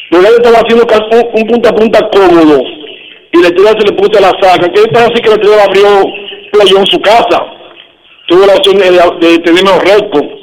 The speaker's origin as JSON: {"language": "Spanish", "region": "Cibao", "country": "Dominican Republic", "said": "y de este lado estamos apoyando a los giganticos porque somos cibaeños."}